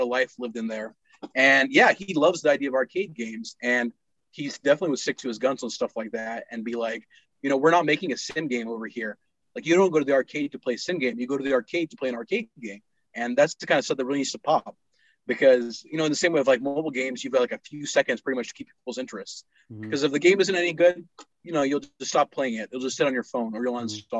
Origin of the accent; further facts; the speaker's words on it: Pakistan; also born or lived in Texas, United States; now in United States; I was growing up in Pakistan